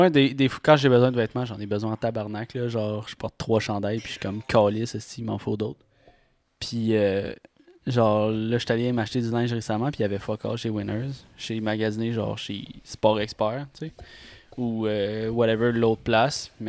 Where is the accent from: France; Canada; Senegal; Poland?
Canada; Longueuil, Quebec; born there; Je suis né à Longueuil.